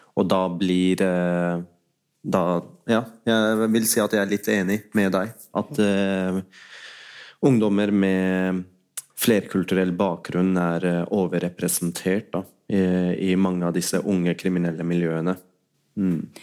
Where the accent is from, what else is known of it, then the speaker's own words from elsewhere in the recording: Oslo, Norway; also born or lived in Pakistan; Jeg har jo selv vokst opp ja, på Holmlia